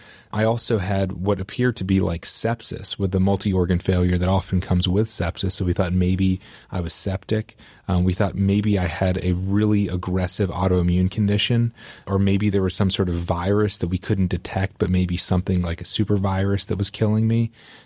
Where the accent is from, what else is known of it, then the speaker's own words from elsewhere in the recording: Raleigh, North Carolina, United States; So I grew up in Raleigh, North Carolina, and playing football, and my dream of playing college football was really all I could think about growing up.